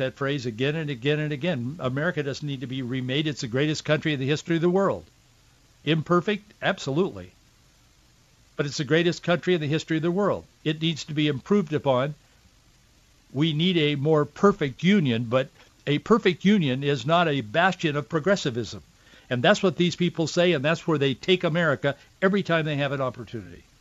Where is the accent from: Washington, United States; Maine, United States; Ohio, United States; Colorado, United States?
Washington, United States; Yakima Valley, the Northwest; growing up in the Northwest, in the Yakima Valley